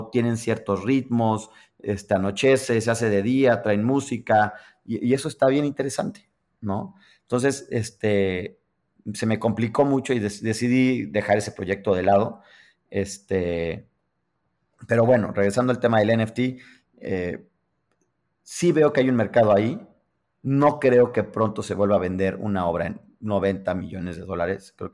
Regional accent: New York, United States; me invitaron a trabajar a Los Ángeles, yo soy de Nueva York, dejo todo aquí, me voy a Los Ángeles.

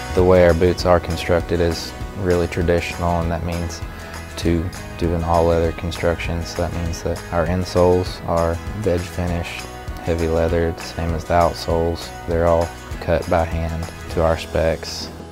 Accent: Dayton, Texas, United States; my hometown of Dayton, Texas

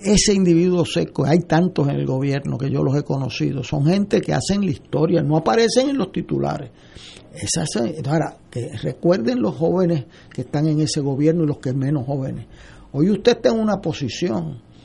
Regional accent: San Juan, Puerto Rico; yo vengo de Río Piedra

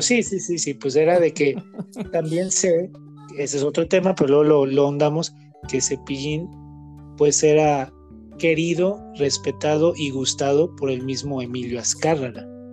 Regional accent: Guadalajara, Jalisco, Mexico; Nosotros somos de aquí de Guadalajara

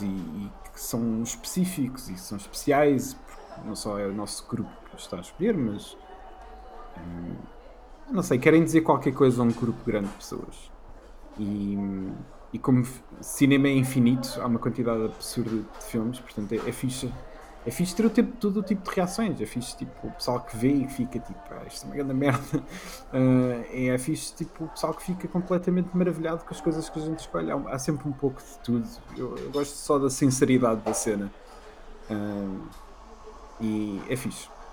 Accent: Leiria, Leiria District, Portugal; moved away; cresci em Leiria, portanto, não era Lisboa nem Porto

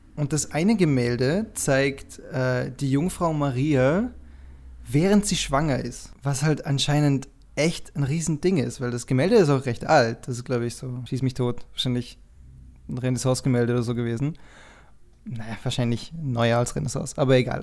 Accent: Dornbirn, Vorarlberg, Austria; Dornbirn, die Stadt, wo ich herkomme, ist anscheinend die zehntgrößte Stadt Österreichs.

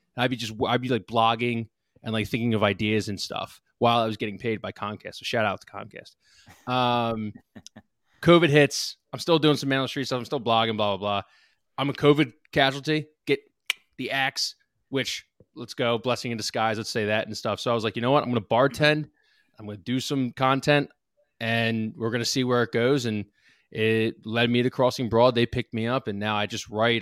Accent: Lansdale, Pennsylvania, United States; I'm from Lansdale. I'm on the border, though. I'm not, like, from the borough. I'm on the border of North Wales and Lansdale

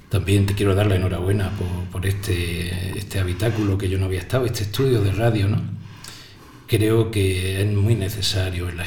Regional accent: Ojíjares, Andalusia, Spain; Yo vengo de, de zona rural, yo vengo de pueblo, yo vengo

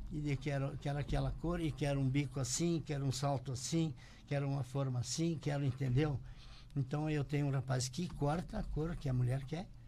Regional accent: Charrua, Rio Grande do Sul, Brazil; now in Passo Fundo, Brazil; eu nasci em Charrua, Getúlio Vargas.

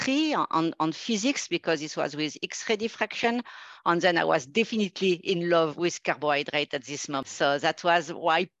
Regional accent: a small city near Grenoble, Auvergne-Rhône-Alpes, France; also born or lived in Nantes, France / Paris, France / Toronto, Canada; I'm originally from a small city not too far from Grenoble in France, in the mountain

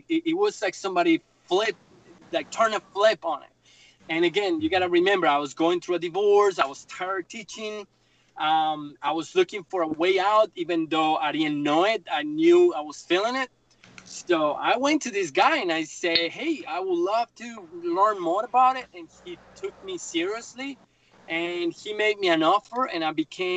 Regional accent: Bogotá, Colombia; English is a second language; moved away as an adult; also born or lived in Myrtle Beach, South Carolina; now in South Carolina, United States; I grew up in Bogotá. It's a big city like New York

